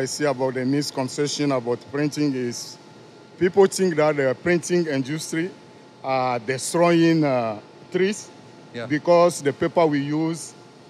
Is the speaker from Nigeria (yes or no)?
no; Togo; accent: West African, Togolese; English is a second language; moved away as an adult; now in United States; My accent is from West Africa, especially Togo.